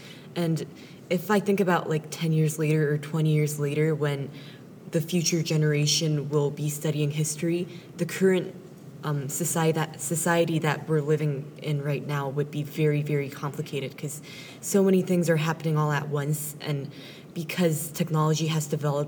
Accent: South Korea; I'm from South Korea

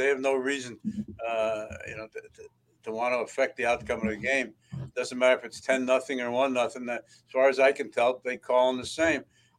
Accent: New York City, New York, United States; moved away; I grew up in Brooklyn.

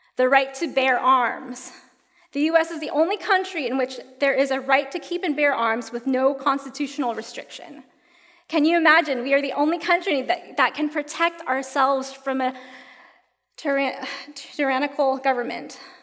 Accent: United States; growing up in the United States

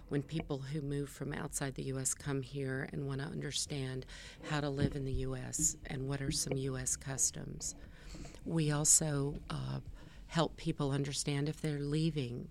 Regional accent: California, United States; I was born in California. I'm a California girl, and my first dollar I earned as a lifeguard

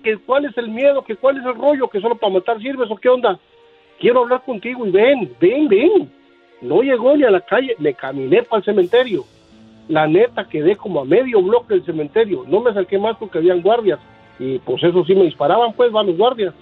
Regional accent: Guatemala; soy de Guatemala y vivía cerca, como a tres, cuatro bloques del cementerio La Verbena

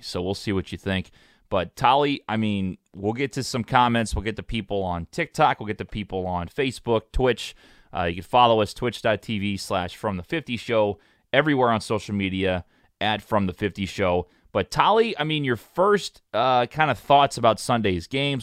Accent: St. Louis, Missouri, United States; I'm from Saint Louis

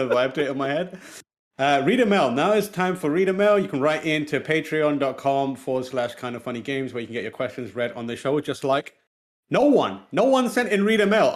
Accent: Pakistan; English is a second language; moved away; one South Asian born in Pakistan English is technically not my first language.

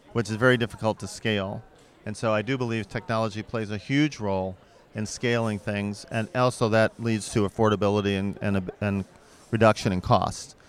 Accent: St. Louis, Missouri, United States; I'm from Saint Louis

